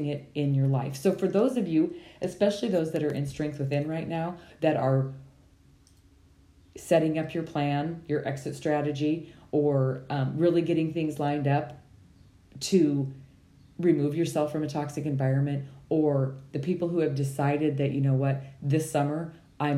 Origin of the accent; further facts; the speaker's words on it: Montana, United States; I was raised in Montana